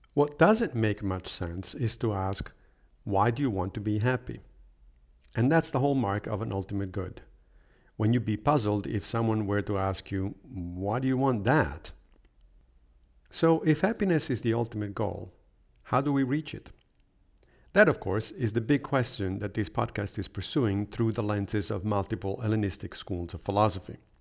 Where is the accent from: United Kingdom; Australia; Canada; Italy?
Italy; Rome, Lazio; moved away; I did study philosophy in high school when I was growing up in Rome